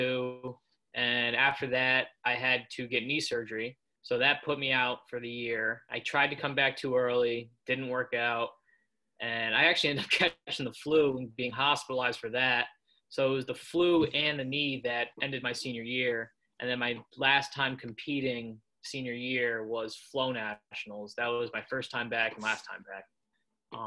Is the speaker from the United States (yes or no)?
yes; Danbury, Connecticut, United States; also born or lived in Arizona; I was born in Arizona, and I lived there until I was about six. And then we moved to Danbury, Connecticut, because my dad's job transferred.